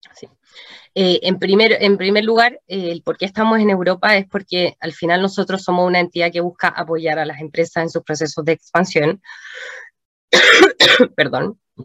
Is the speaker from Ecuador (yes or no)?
no; Chile